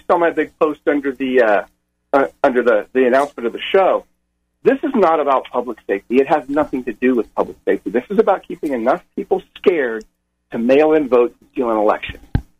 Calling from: Corpus Christi, Texas, United States; I am in Corpus Christi, Texas these days.

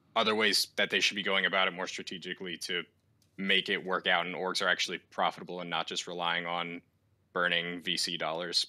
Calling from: Allentown, Pennsylvania, United States; I'm calling from Allentown, Pennsylvania

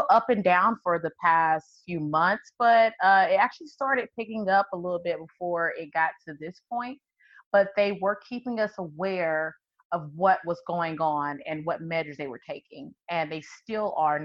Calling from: St. Louis, Missouri, United States; I'm calling from St. Louis, Missouri

